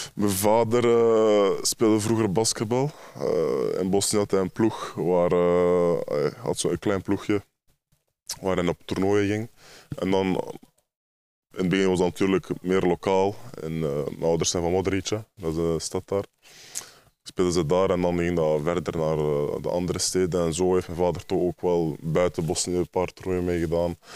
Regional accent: Ghent, Flanders, Belgium; ik kom uit Gent

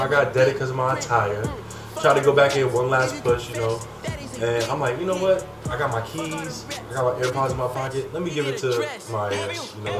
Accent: New York, United States; So I know how New York is. I'm a New Yorker.

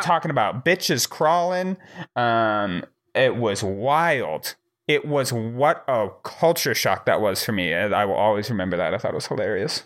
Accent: Wyoming, United States; also born or lived in Missouri; I grew up in Wyoming, but, um, I was, I was born in Missouri

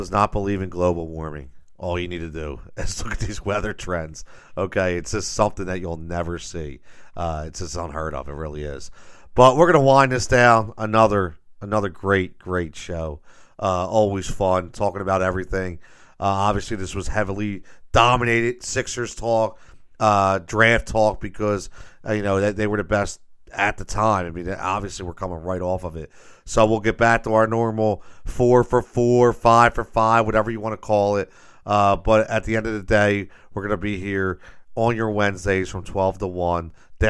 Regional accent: Philadelphia, Pennsylvania, United States; But I grew up in Northeast Philadelphia, okay?

